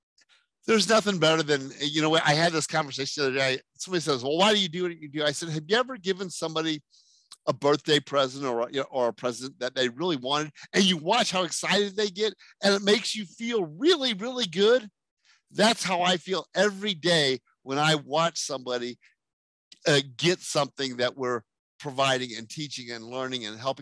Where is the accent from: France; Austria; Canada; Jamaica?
France; born there; I was born in France.